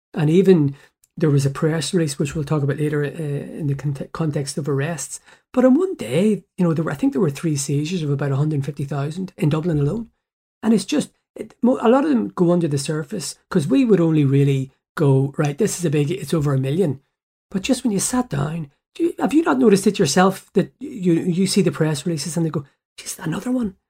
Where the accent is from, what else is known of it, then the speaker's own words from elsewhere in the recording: Belfast, Northern Ireland, United Kingdom; I went to school at the bottom of the New Lodge Road, Pym Street, primary school, and then Saint Malachi's, the secondary school